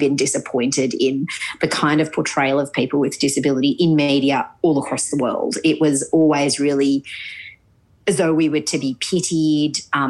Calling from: Sydney, New South Wales, Australia; I am actually calling from Sydney.

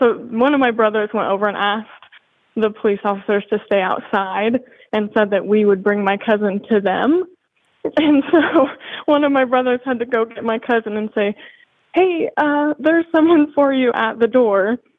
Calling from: Washington, United States; I live in Tri-Cities, Washington.

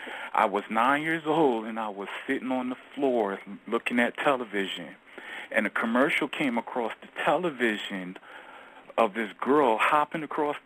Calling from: Georgia, United States; I'm calling from Georgia, actually.

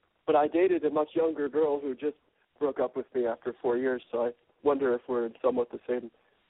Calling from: New York, United States; I'm calling you from New York, and I just turned 40.

